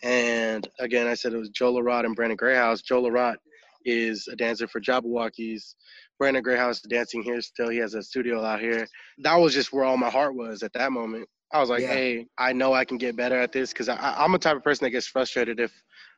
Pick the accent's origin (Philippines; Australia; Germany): Philippines; I'm Filipino, so if you have a little bit of rhythm in the Filipino family, they call you out every party